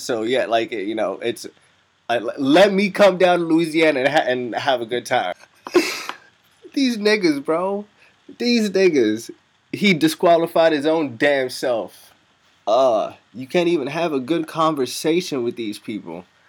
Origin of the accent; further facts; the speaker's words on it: Cairo, Cairo Governorate, Egypt; I'm all from all over the world, man, but primarily I'm from Egypt. Cairo, man, the motherland.